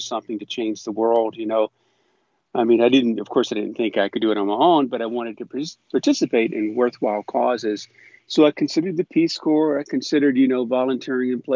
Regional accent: North Carolina, United States; moved away; I decided to leave the small town where I grew up in North Carolina

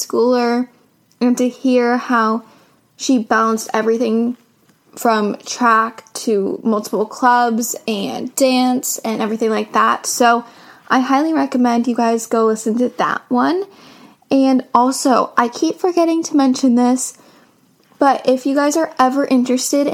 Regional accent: Seattle, Washington, United States; I am 15 years old and I am from Seattle, Washington

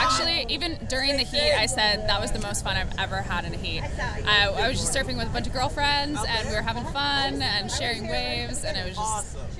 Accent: Hermosa Beach, California, United States; I'm from Hermosa Beach.

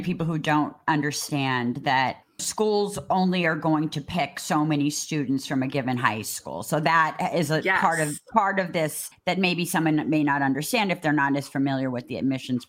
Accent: Cambridge, Massachusetts, United States; Sarah and I grew up in Cambridge

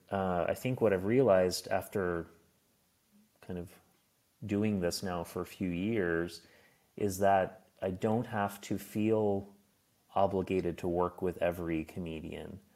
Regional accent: Nova Scotia, Canada; now in Berlin, Germany; I'm from Nova Scotia. It's on the East Coast.

